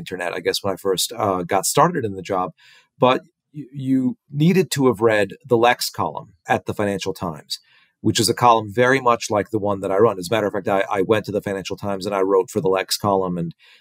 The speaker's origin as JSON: {"language": "English", "town": "New York City", "region": "New York", "country": "United States", "tie": "born or raised there", "said": "I grew up in New York City"}